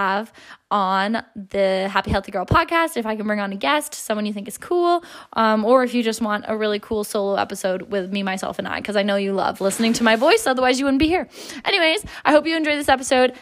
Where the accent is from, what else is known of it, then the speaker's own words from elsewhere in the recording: just outside of Toronto, Ontario, Canada; Just outside of Toronto, like a small little town.